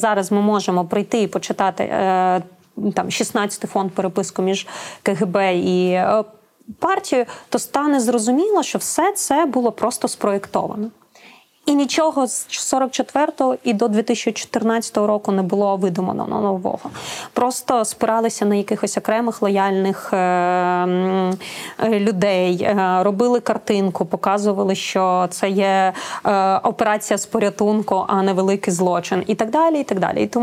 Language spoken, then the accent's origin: Ukrainian; Crimea, Ukraine; Я сама кримчанка